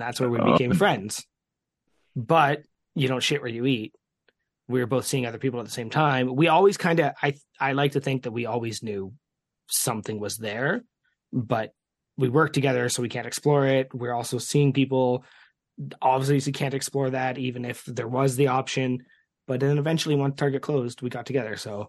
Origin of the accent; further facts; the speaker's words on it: Canada; As a Canadian